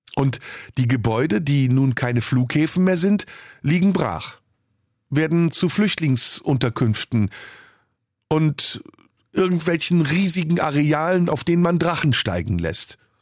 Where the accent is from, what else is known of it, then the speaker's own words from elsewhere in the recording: Istanbul, Turkey; moved away; also born or lived in Rhineland, Germany; aus meiner Heimatstadt Istanbul